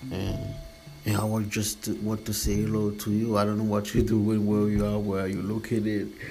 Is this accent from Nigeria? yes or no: no; Florida, United States; I'm here. I'm here from Florida.